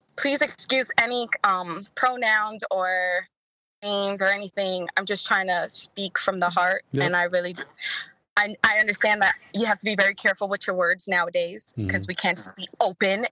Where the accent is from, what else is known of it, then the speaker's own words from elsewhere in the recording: New York City, New York, United States; moved away as an adult; I'm from Brooklyn, New York.